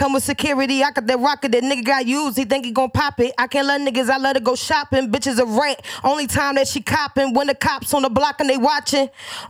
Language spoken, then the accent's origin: English; Philadelphia, Pennsylvania, United States; I'm from Philly.